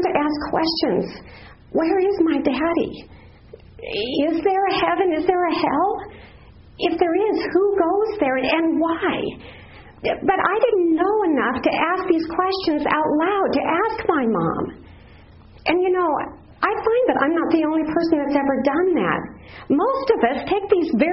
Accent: Black Hills, South Dakota, United States; moved away; I grew up in the Black Hills in South Dakota, not too far from Mount Rushmore

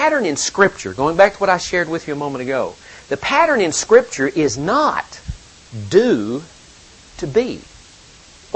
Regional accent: the South, United States; also born or lived in Ohio; now in Powell, United States; I'm from the South

